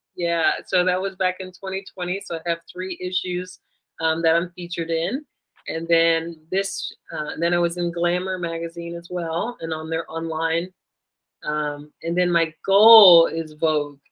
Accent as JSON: {"language": "English", "country": "United States", "said": "I'm um, Black American"}